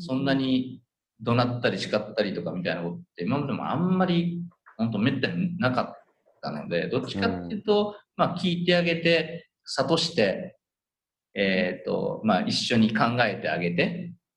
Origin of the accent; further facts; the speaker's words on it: Udon Prefecture, Kagawa, Japan; now in Tokyo metropolitan area, Japan; 僕はそのうどん県出身者として